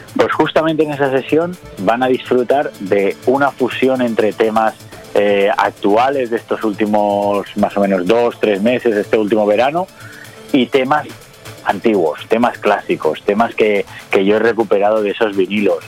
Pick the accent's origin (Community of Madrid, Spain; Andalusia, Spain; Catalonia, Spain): Catalonia, Spain; Barcelona; aquí en Cataluña, yo soy de Barcelona